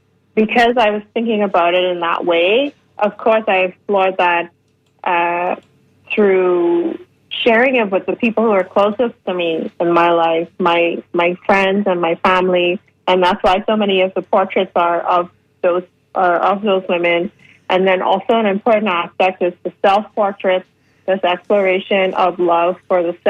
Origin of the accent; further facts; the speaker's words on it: Bahamas; now in Toronto, Canada; I'm from the Bahamas